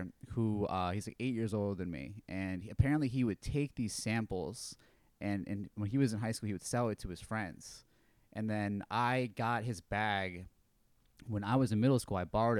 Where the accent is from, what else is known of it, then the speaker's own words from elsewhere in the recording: Syracuse, New York, United States; also born or lived in Buffalo, New York / Albany, New York; We're from Syracuse, New York.